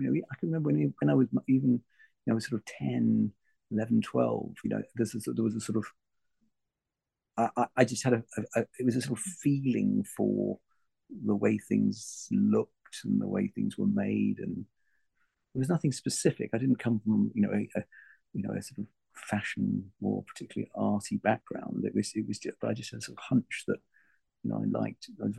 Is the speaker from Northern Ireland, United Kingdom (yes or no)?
no; London, United Kingdom; also born or lived in Malaysia / Germany; Well, I suppose I'd say London. Well, I grew up all over the place. I mean, I'm born in Penang in Malaysia. I was son of an army, son of a soldier. So we just moved around from Germany, the Far East, to, UK.